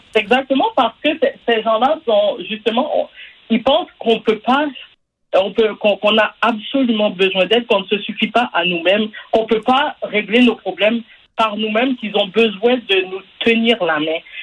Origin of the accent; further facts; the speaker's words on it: Quebec, Canada; je suis né ici, par exemple, je suis né au Québec